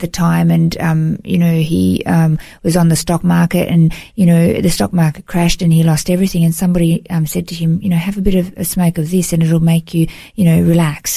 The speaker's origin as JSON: {"language": "English", "town": "Melbourne", "region": "Victoria", "country": "Australia", "tie": "born or raised there", "moved": "as an adult", "lives_now": "Gold Coast, Australia", "said": "I grew up in Melbourne, in Victoria, and moved to the Gold Coast. It's been 18 years now."}